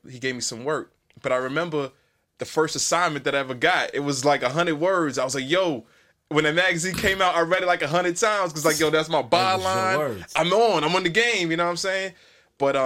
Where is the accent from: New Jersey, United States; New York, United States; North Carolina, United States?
New York, United States; New York City; growing up in New York